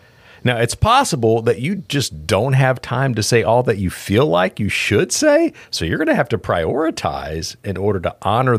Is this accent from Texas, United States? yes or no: yes; Pasadena, Texas, United States; also born or lived in South Houston; because I grew up in Pasadena, Texas.